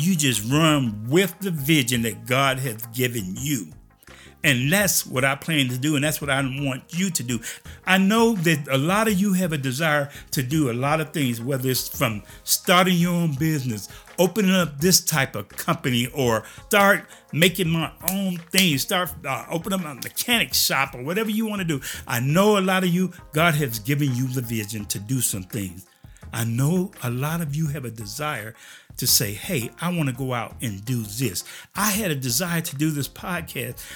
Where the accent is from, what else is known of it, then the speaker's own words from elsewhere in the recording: Chicago, Illinois, United States; moved away as an adult; now in Junction City, United States; I grew up in Chicago